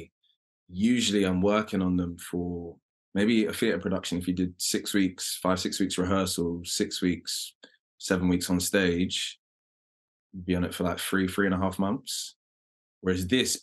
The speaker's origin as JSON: {"language": "English", "region": "London", "country": "United Kingdom", "accent": "London", "said": "my London accent"}